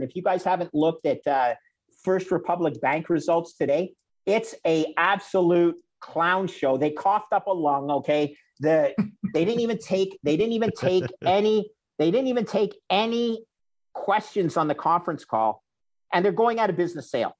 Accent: Canada; as a Canadian

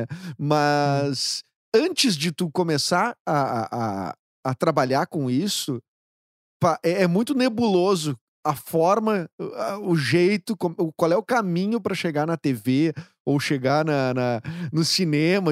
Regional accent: Porto Alegre, Rio Grande do Sul, Brazil; a gente aqui de Porto Alegre, que fala esse, esse o porto Alegrez, né?

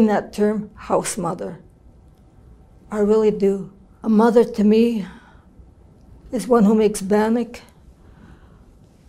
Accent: Kenora, Ontario, Canada; I'm from the Treaty 3 area, Kenora, Ontario. And I'm Ojibwe Okwe from there

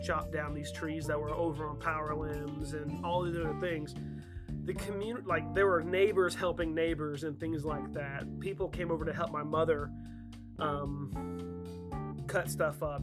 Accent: North Georgia, United States; I'm from North Georgia

